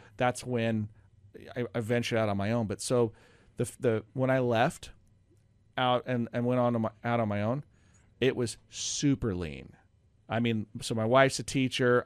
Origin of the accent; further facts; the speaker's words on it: Oregon, United States; moved away as an adult; also born or lived in North Carolina; now in Roseburg, United States; I grew up in Oregon, but I'd gone to North Carolina and had been seven years out there